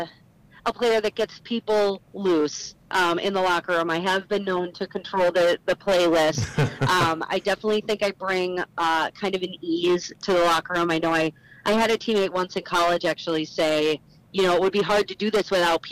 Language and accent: English; St. Paul, Minnesota, United States; I grew up in St. Paul, so I've spent a lot of my life here